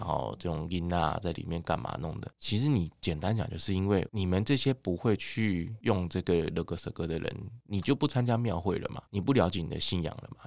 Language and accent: Chinese; Taipei, Taiwan; 因为我是台北人嘛，然后等于是北部人